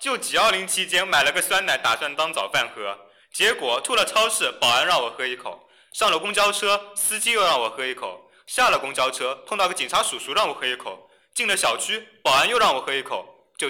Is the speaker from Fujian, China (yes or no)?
no; Hangzhou, Zhejiang, China; now in Beijing, China; 不是温州，是杭州，杭州，杭州。